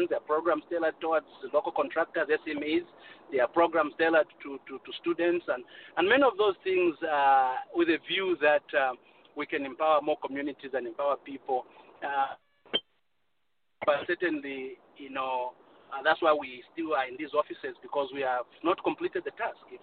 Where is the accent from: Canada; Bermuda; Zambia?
Zambia; Kankoyo, Copperbelt Province; But I'm from Kankoyo. I grew up in Kankoyo, and I saw the the dilapidation and uh, a just a community left behind, and uh, my parents live there, my sisters live there, everyone lives there.